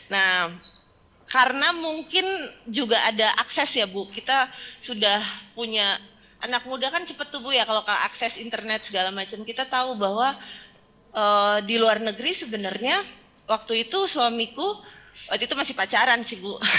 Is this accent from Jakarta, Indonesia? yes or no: yes; Jakarta, Indonesia; Nah balik balik ke Jakarta waktu itu karena saya besar kan lahir di Jakarta gede di Jakarta